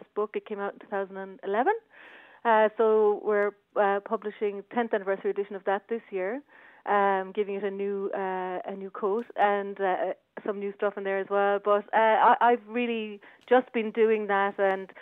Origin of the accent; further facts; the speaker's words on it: Dungarvan, Munster, Ireland; moved away as an adult; also born or lived in Cork; now in London, United Kingdom; I'm from Dungarvan. Grew up just outside Dungarvan, surrounded by farms